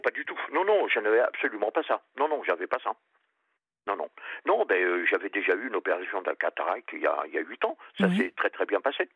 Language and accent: French; Périgord, Nouvelle-Aquitaine, France; moved away; je suis parti dans ma région d'origine, Périgord